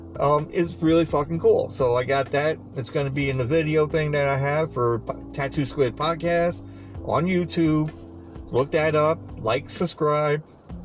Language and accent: English; Long Island, New York, United States; I'm from Long Island. I know where Amityville is.